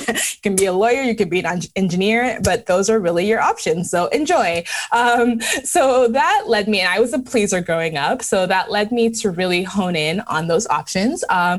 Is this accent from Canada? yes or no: yes; Canada; born or raised there; also born or lived in Lagos, Nigeria